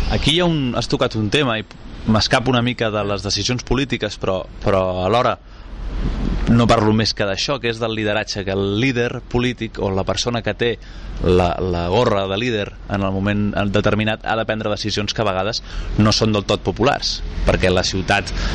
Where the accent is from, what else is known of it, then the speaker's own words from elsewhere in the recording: Sant Cugat del Vallès, Catalonia, Spain; jo he crescut i, i he nascut i he crescut a Sant Cugat Cugat